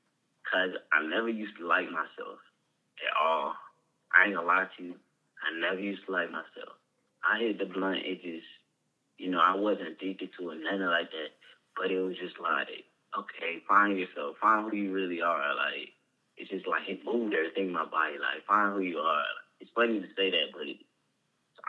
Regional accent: Rockdale, Georgia, United States; also born or lived in Fulton County, Georgia; I was growing up around Rockdale Summer High School

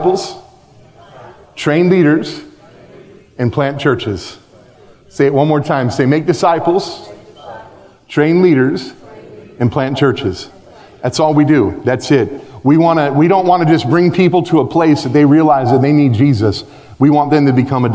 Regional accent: United States; moved away as an adult; now in Belgium; Me as an American living in Belgium

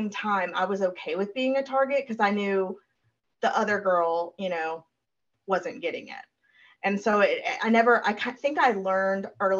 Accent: Brentwood, Tennessee, United States; I went to Brentwood High, which is... in Nashville, there is a suburb of Nashville called Brentwood

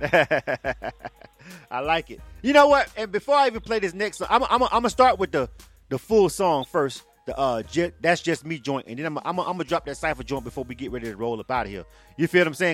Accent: Panama City, Florida, United States; now in Atlanta, United States; I'm born and raised in Florida. I'm from Panama City.

